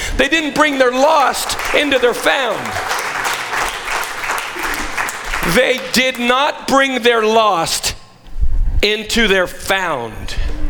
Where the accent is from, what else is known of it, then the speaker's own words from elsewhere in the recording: Scotland, United Kingdom; now in United States; I don't know about you, but I came from Scotland with fire inside of me.